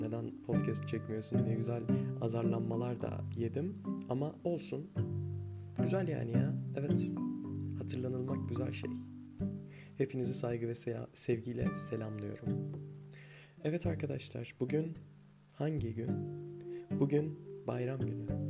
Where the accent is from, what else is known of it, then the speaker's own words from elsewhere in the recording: Anatolia, Turkey; also born or lived in Sivas; Bir Anadolu'da yetiştim ben